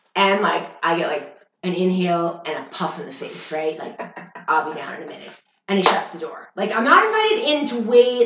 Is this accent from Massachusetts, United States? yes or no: yes; Boston, Massachusetts, United States; moved away as an adult; I was in South Boston